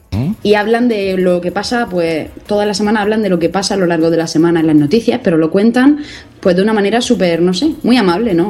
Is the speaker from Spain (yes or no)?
yes; Spain; Yo soy española